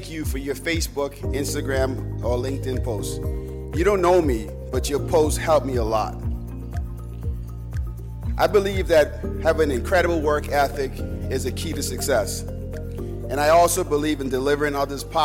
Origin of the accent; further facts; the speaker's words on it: Bahamas; moved away; As a kid growing up in the Bahamas